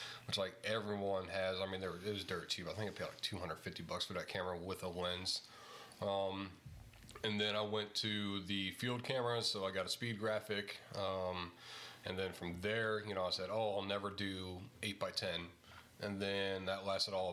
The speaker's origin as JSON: {"language": "English", "town": "East St. Louis", "region": "Illinois", "country": "United States", "moved": "yes", "lives_now": "Norwich, United States", "said": "I'm from Illinois originally, East St. Louis, like 20 miles east of the St. Louis Arch"}